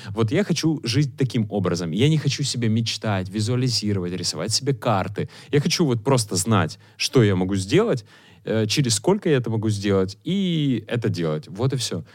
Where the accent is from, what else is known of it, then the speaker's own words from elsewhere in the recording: Chernivtsi, Chernivtsi Oblast, Ukraine; now in Kyiv, Ukraine; когда я там в э, родных Черновцах